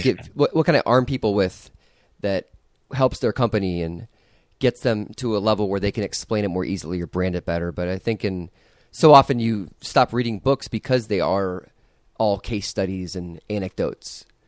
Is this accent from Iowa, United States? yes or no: yes; Iowa, United States; I grew up in Iowa.